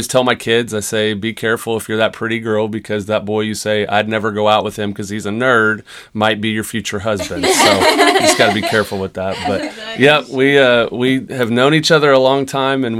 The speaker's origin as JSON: {"language": "English", "town": "Marshfield", "region": "Missouri", "country": "United States", "tie": "born or raised there", "said": "grew up in Marshfield. We graduated together in 2002"}